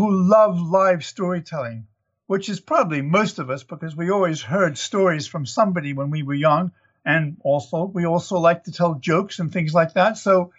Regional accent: United States; moved away; Well, I'm originally an American, but I've lived away for over 60 years now. So I'm half Southern and half Northern, East Coaster.

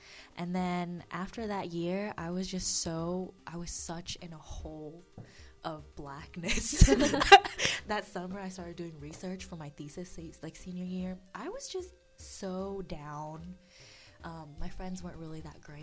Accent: Lafayette, United States; moved away as an adult; I'm from Lafayette and I moved away

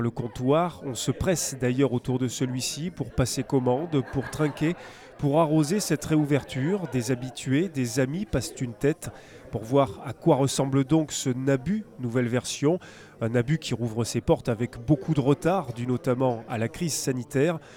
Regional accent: Toulouse, Occitania, France; en tant que Toulousain

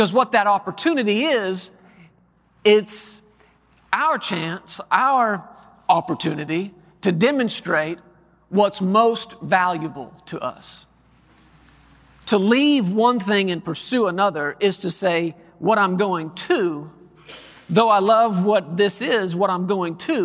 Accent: Texas, United States; this has been my home for all my life, almost 40 years. Born and raised in Texas

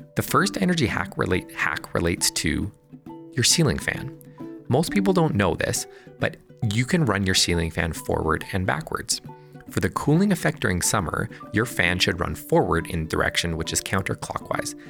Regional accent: Fort McMurray, Alberta, Canada; I grew up in Fort McMurray, the heart of Canada's oil sands industry

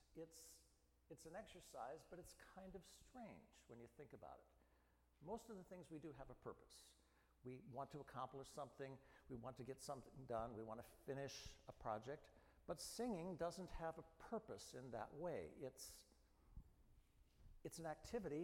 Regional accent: Midwest, United States; I grew up in the Midwest

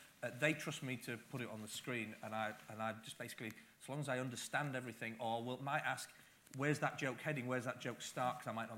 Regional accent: the north of England, United Kingdom; accent: Northern English; now in Scotland, United Kingdom; I've lived here since 83, you can hear from my accent, I'm a Northern English guy

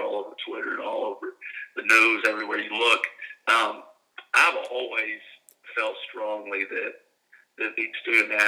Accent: Kentucky, United States; moved away as an adult; also born or lived in South Louisiana; now in Mobile, United States; We're country folks from Kentucky

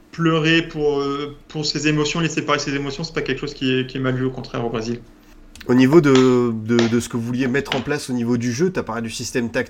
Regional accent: France; also born or lived in Rio de Janeiro, Brazil; je suis français

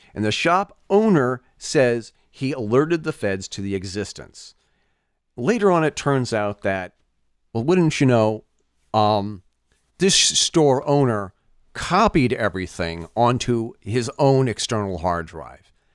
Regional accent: United States; As an American, as a parent

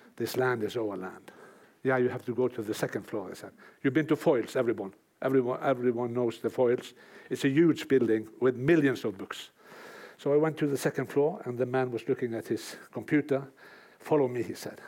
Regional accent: United States; now in Norway; an American living in Norway

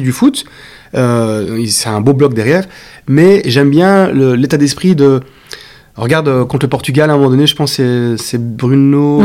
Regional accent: Belgium; je, suis belge

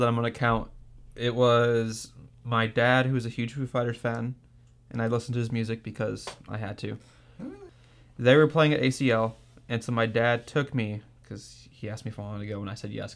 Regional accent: the Rio Grande Valley, Texas, United States; I'm from the Valley

